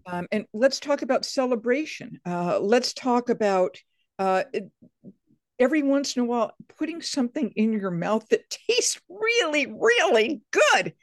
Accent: Atlantic coast in Massachusetts, United States; I'm from the Atlantic coast in Massachusetts.

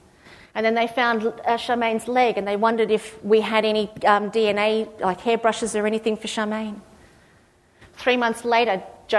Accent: Australia; I went, "Oh, God, it's, being Australian is fabulous." Except we don't say Australian, we say strong.

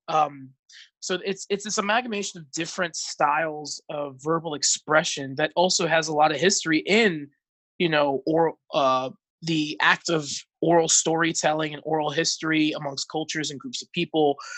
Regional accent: North Bergen, New Jersey, United States; moved away as an adult; now in Central Pennsylvania, United States; originally from North Jersey, uh, was born and raised to Dominican immigrants

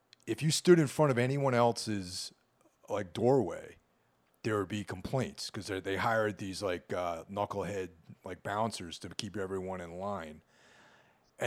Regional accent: Hudson Valley, New York, United States; now in New York City, United States; I grew up in the Hudson Valley.

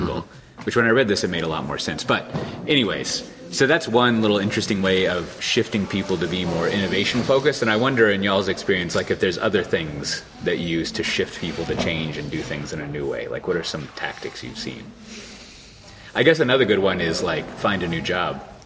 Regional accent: Austin, Texas, United States; my hometown of Austin, Texas

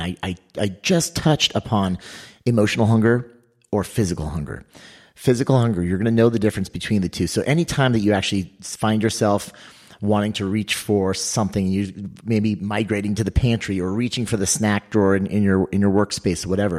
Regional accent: California, United States; I grew up in California

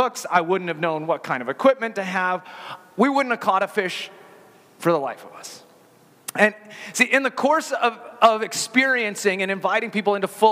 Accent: Colorado, United States; growing up in Colorado

